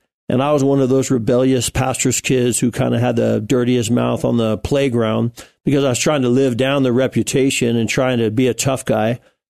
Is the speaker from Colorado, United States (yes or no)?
yes; Colorado Springs, Colorado, United States; also born or lived in Pueblo, Colorado; I'm a Colorado Springs native. My parents came from Grand Rapids, Michigan to Colorado Springs